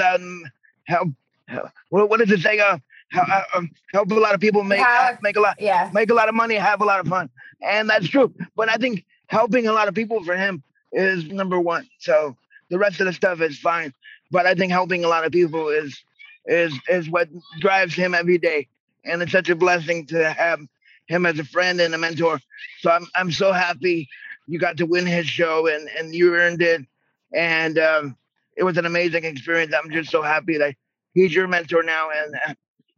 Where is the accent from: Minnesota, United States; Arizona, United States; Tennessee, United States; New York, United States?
New York, United States; moved away; I was born in New York